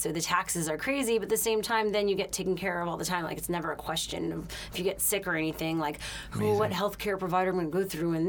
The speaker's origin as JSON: {"language": "English", "town": "Montreal", "region": "Quebec", "country": "Canada", "also_born_or_lived": "Boston", "moved": "as an adult", "lives_now": "Los Angeles, United States", "said": "I'm from Montreal, Quebec in Canada."}